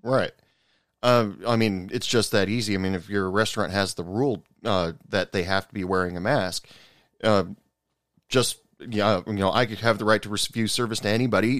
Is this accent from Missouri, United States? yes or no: no; Oregon, United States; moved away as an adult; now in West Texas, United States; I live in West Texas, and I thought it was the weather schizophrenic out here because I'm originally from Oregon and moved okay. out, uh, moved down to Texas for work uh, about 10 years ago